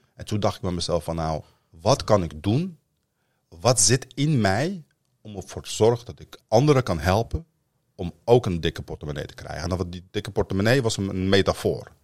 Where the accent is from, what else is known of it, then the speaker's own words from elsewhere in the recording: Amsterdam, North Holland, Netherlands; also born or lived in Northern Morocco; Ik ben in de Vogelbuurt opgegroeid in Amsterdam-Noord, voormalig Volkswijk